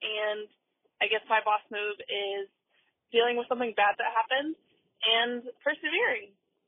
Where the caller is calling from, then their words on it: Columbus, Ohio, United States; I'm calling from Columbus, Ohio.